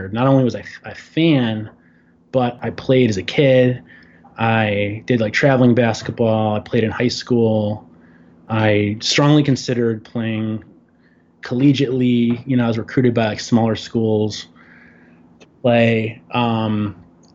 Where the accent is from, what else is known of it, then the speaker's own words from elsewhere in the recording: Chicago, Illinois, United States; moved away as an adult; now in New York City, United States; I grew up in Chicago, in the north suburbs of Chicago